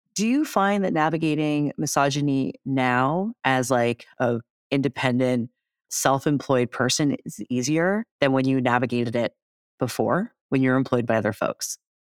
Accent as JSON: {"language": "English", "town": "Toronto", "region": "Ontario", "country": "Canada", "said": "I'm from Toronto"}